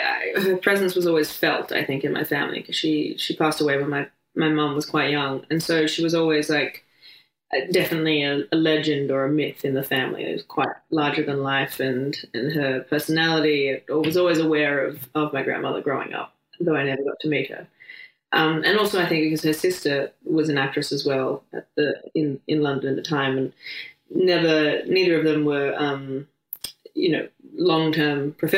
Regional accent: Adelaide, South Australia, Australia; Born and raised in Australia, in Adelaide. And I grew up with my parents and sisters in a place next to a national park.

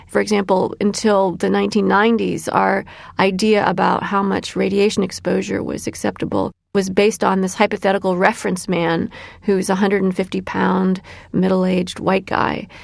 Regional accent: Illinois, United States; my home state of Illinois

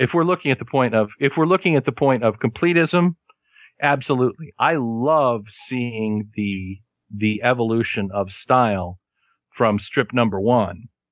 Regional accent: Kansas, United States; I am from Kansas and I learned my Spanish from a woman named Sharon.

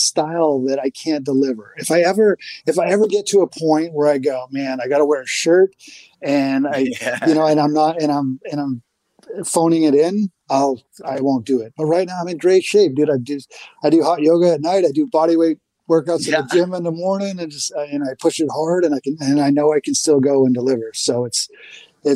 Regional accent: Portland, Maine, United States; here we are in Portland, Maine, and not only my hometown, but my home state

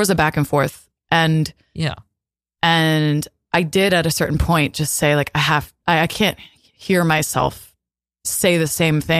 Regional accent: New Jersey, United States; also born or lived in Somerset, New Jersey / Roseland, New Jersey; I was a happy kid in New Jersey.

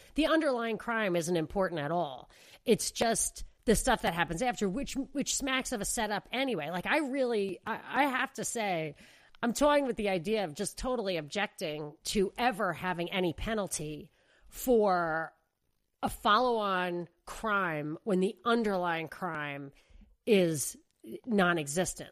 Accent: New York, United States; moved away; I grew up in New York. I was a kid, whatever, living with my parents

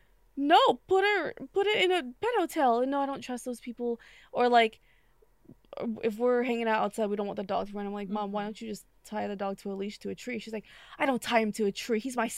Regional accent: New York, United States; I'm from New York, we don't do that in New York. I'm from New York.

